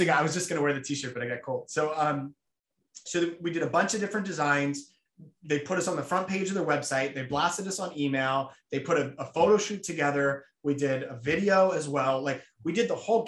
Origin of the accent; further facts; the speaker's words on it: New Jersey, United States; I grew up in New Jersey